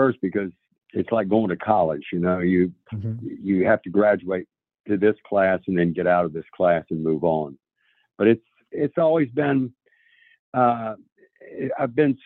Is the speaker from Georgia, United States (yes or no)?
yes; Tybee Island, Georgia, United States; moved away as an adult; also born or lived in Columbia, South Carolina; now in Nashville, United States; we moved from Columbia, South Carolina, back to Tybee Island, Georgia, and those were my formative years. I was beginning 11th grade